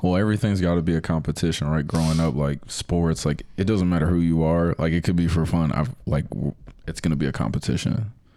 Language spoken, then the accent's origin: English; Virginia, United States; so I grew up in Virginia